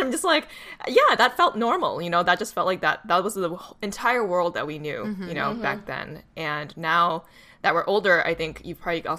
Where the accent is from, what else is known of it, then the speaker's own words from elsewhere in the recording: Boston, Massachusetts, United States; My hometown.